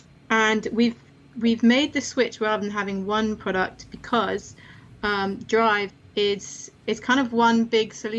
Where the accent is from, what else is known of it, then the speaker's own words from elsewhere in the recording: London, United Kingdom; also born or lived in Manchester; I'm from London.